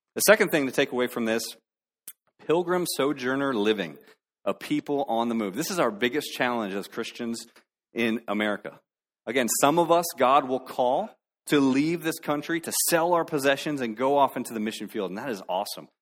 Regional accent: South Florida, United States; moved away; When I was a kid, I grew up in South Florida. And part of being a Floridian was access to Disney World

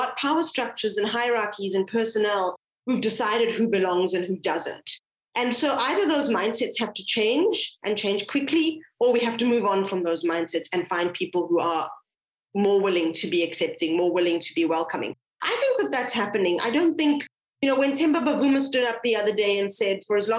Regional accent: South Africa; as a South African

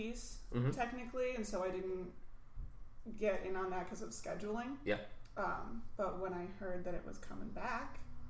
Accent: Madison, Wisconsin, United States; moved away as an adult; also born or lived in Minneapolis; since I'm from the Madison area, I was new to Minneapolis

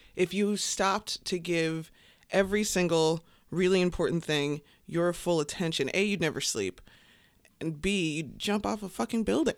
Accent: Chicago, Illinois, United States; I grew up on the South Side. South Side

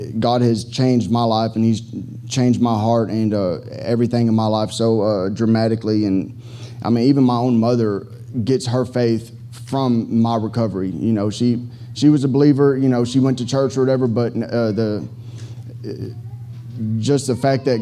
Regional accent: Fort Worth, Texas, United States; now in Houston, United States; from Fort Worth, Texas

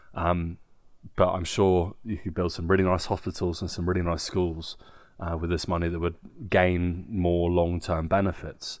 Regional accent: Guildford, South East England, United Kingdom; moved away as an adult; now in Nuremberg, Germany; in my hometown Guildford

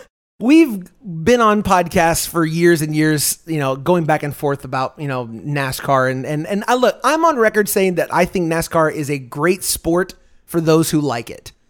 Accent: United States; We were both born and raised here in the United States.

